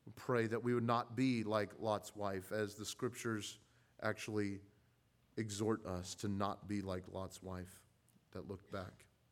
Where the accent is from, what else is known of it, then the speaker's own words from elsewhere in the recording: Southern California, United States; growing up in California, I uh, was accustomed to seeing the wildfires on the hills